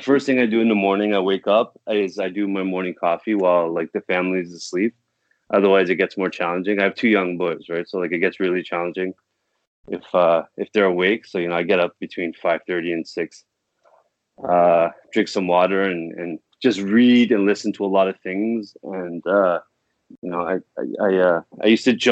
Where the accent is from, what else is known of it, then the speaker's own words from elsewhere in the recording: Toronto, Ontario, Canada; I'm from Toronto